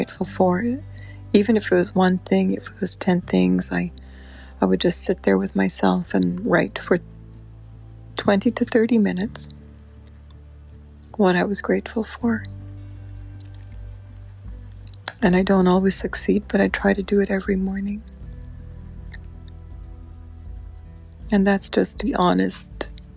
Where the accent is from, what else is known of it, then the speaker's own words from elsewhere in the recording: Guyana; Guyana in South America, which is where I'm from. I'm from Guyana.